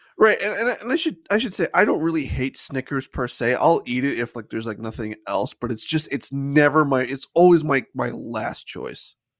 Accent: United States; I have an Irish heritage, but no, I'm American.

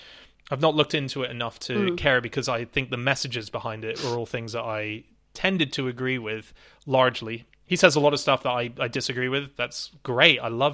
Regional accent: Avalon, New South Wales, Australia; I grew up in Australia. The main bit of my growing up there was in a place called Avalon.

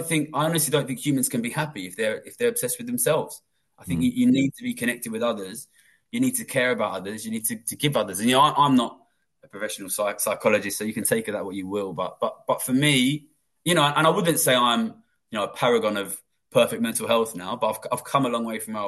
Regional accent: London, United Kingdom; also born or lived in Tokyo; I grew up in London

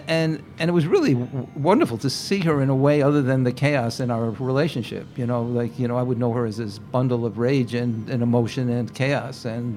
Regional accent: Jackson Heights, New York, United States; Jackson Heights.

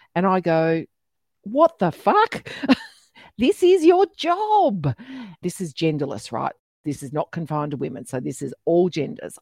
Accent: Australia; accent: really Australian; my really Australian accent

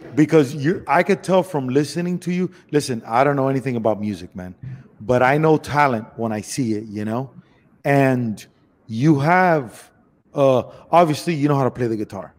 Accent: Miami, Florida, United States; moved away as an adult; also born or lived in Los Angeles; I'm Cuban from Miami

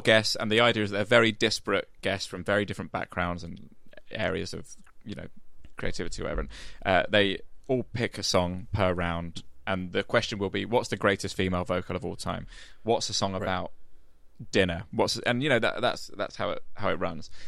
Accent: Medway towns, Kent, South East England, United Kingdom; moved away; I grew up in the Medway towns in Kent

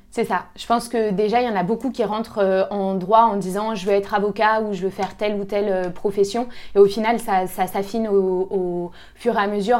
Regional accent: Lyon, Auvergne-Rhône-Alpes, France; moi, je viens de Lyon euh, à la base, donc j'ai toujours euh, vécu à Lyon

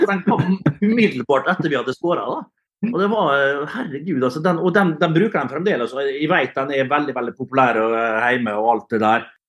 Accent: Møre og Romsdal, Norway; som romsdaling

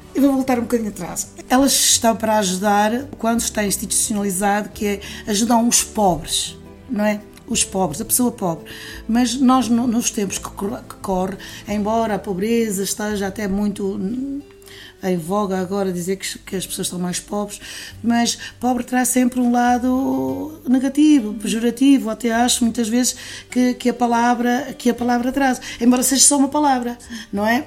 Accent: Castelo de Paiva, Aveiro District, Portugal; moved away as an adult; also born or lived in Quarteira, Algarve; eu sou, sou natural aqui de, de Bairros, Castelo Paiva, e quando tinha 20 e poucos anos, saí daqui e fui residir no Algarve, eh, mais propriamente eh, em quarteira

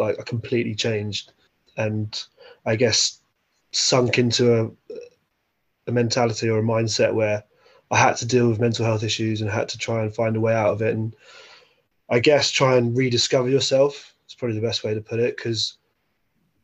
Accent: Windsor, South East England, United Kingdom; I grew up in Windsor

